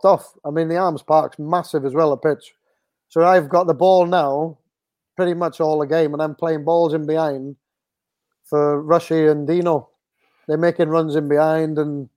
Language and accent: English; Wales, United Kingdom; I'm glad I'm Welsh